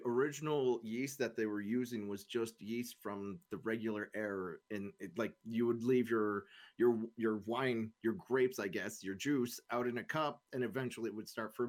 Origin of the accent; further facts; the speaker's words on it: Canada; Sorry, I'm Canadian. We don't have any Spanish people up here, so I guess we have some, but I don't speak Spanish very well.